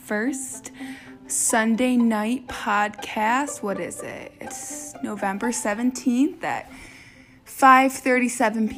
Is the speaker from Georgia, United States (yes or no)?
no; Plymouth, Michigan, United States; I'm from Plymouth, Michigan